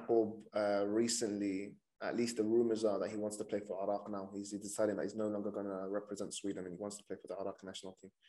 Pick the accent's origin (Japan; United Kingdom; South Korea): United Kingdom; London; I was born in London, grew up in London, and I know the difficulties that happen when you're from two countries. But for me, not really. I've always been Iraqi, but when I go to Iraq, I'm seen as an outsider.